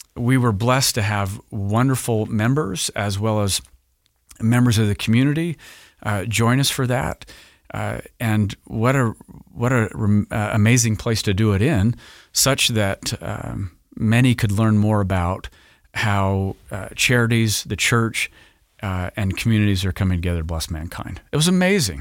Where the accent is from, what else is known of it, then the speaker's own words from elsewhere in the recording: Roy, Utah, United States; I grew up in northern Utah in the Roy area of goodly parents